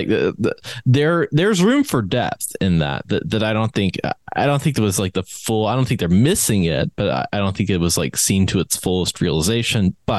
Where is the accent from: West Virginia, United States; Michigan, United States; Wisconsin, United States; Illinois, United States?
West Virginia, United States; from West Virginia.